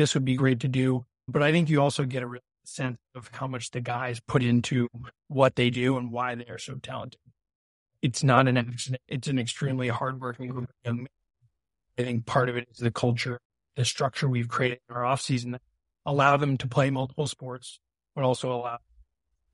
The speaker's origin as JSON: {"language": "English", "town": "Brunswick", "region": "Maine", "country": "United States", "tie": "born or raised there", "moved": "yes", "said": "So I grew up in Brunswick, a local. I lived 10 minutes from Bowdoin."}